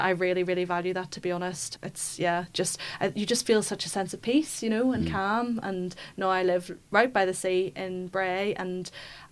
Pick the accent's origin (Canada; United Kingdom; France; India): United Kingdom; Belfast, Northern Ireland; I grew up in Belfast, so a lot of like parks near me, like Stormont